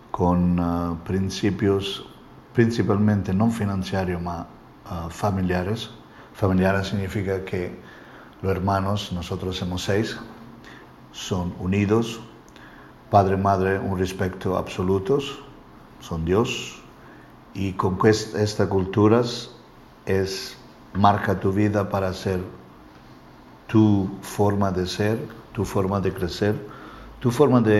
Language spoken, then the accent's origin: Spanish; Calabria, Italy; Spanish is a second language; moved away as an adult; also born or lived in Estepona, Spain; now in Marbella, Spain; Yo soy italiano de Calabria. Calabria al sur de Italia.